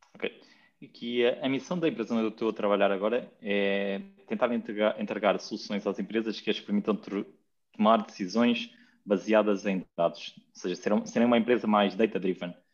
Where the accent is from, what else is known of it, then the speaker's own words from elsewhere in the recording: Lapa dos Dinheiros, Guarda, Portugal; now in Lisbon, Portugal; eu não sou de, de Lisboa, sou de uma aldeia que se chama Lapa dos Dinheiros, que é no Conselho de Ceia, na, em Serra da Estrela